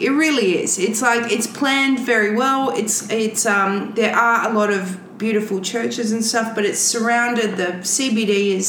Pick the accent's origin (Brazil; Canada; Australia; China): Australia; Adelaide, South Australia; moved away; I was also born and raised in Adelaide. Sometimes called Radelaide.